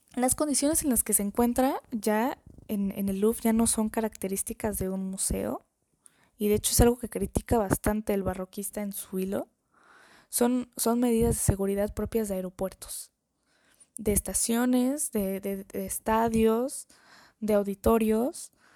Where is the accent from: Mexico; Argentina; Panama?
Mexico; como mexicana